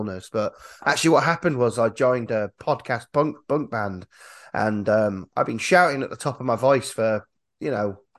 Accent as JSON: {"language": "English", "region": "Yorkshire and the Humber", "country": "United Kingdom", "said": "I feel as a Yorkshireman"}